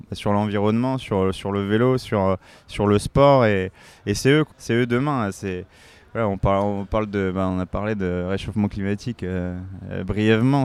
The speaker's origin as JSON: {"language": "French", "town": "La Courneuve", "region": "Île-de-France", "country": "France", "said": "Je viens du 93, je viens de La Courneuve dans le 93"}